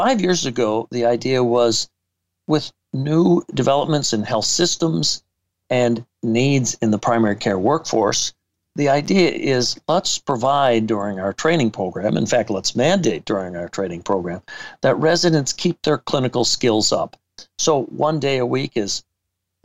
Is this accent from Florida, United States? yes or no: no; Madison, Wisconsin, United States; I came back to my hometown of Madison, Wisconsin